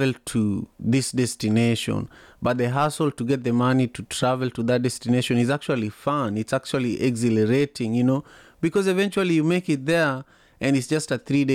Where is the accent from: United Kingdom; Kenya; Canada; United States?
Kenya; Kisumu, Kisumu County; I was born and raised in Kisumu, Kenya